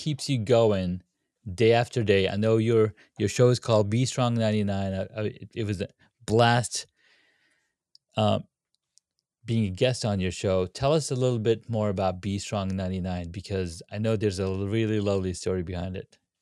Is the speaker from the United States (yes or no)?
no; Saudi Arabia; moved away; I grew up in Saudi Arabia